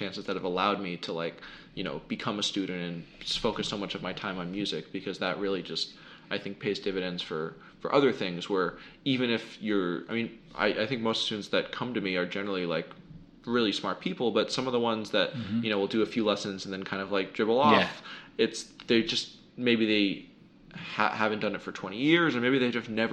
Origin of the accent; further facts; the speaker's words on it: United States; I was born in the United States in 1993